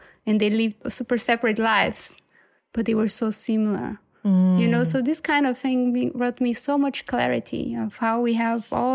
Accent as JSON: {"language": "English", "country": "Brazil", "tie": "born or raised there", "also_born_or_lived": "Munich, Germany", "moved": "yes", "said": "fully being Brazilian, but having this, you know, German side"}